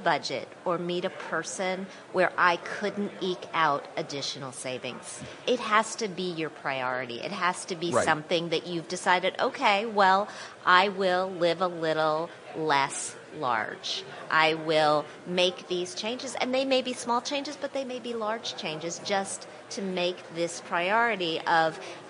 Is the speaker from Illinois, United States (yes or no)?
no; Wisconsin, United States; also born or lived in Indiana / West Virginia; now in New York, United States; I am from the Midwest. I grew up in Wisconsin